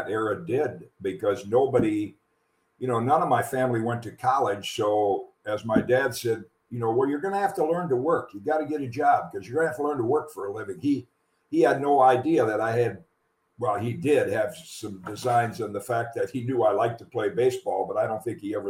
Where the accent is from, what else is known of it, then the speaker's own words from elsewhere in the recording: 4 miles from Hope College, Michigan, United States; the local school 4 miles from my hometown was Hope College